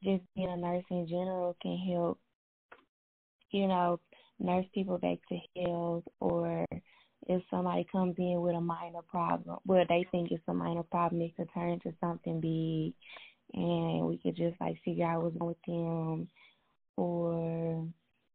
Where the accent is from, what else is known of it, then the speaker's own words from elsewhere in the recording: Jackson, Mississippi, United States; I'm from Jackson, Mississippi